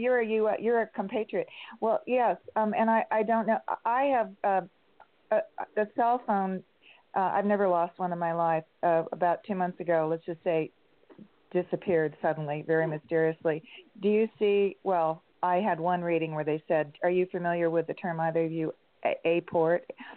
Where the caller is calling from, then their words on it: San Diego, California, United States; California, San Diego.